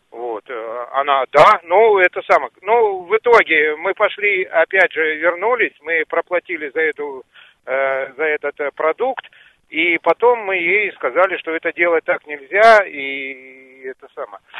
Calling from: Zheleznogorsk, Krasnoyarsk Krai, Russia; я из Железногорска

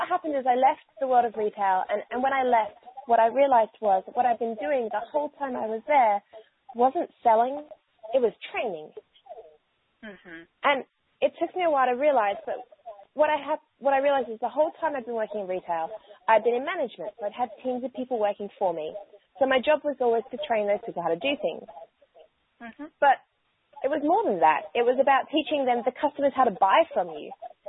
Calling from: Brisbane, Queensland, Australia; So I'm calling in from Brisbane, Australia, which is where I call home.

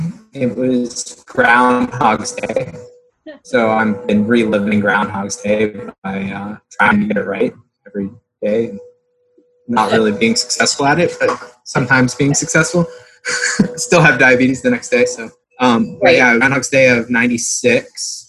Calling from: Sarasota, Florida, United States; I'm in Sarasota, Florida.

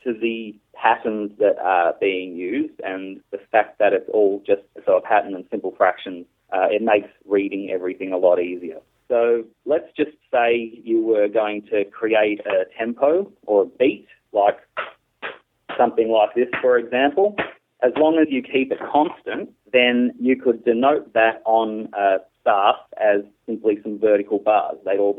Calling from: Australia; I'm …, and I'm calling from Australia.

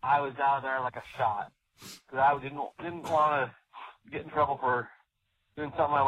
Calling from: California, United States; from Northern California.

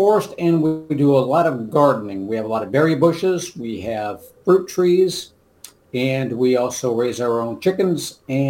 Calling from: Licking, Missouri, United States; also born or lived in Texas; Licking, Missouri.

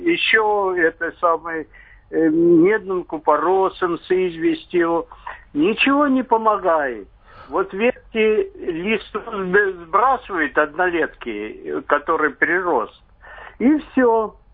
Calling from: Moscow Oblast, Russia; Я из Подмосковья.

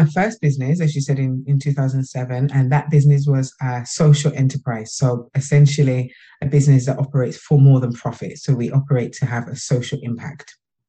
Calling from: Birmingham, West Midlands, United Kingdom; From Birmingham in the UK.

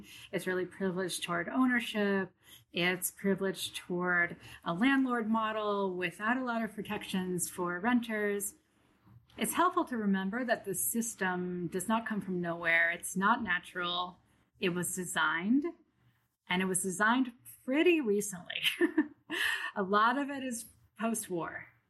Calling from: Brooklyn, New York, United States; I'm calling in from Brooklyn, New York, and I work in Toronto at the University of Toronto.

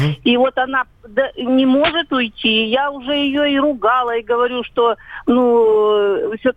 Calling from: Khabarovsk, Khabarovsk Krai, Russia; Здравствуйте, я звоню вам из Хабаровска, я хотела бы поделиться своими соображениями.

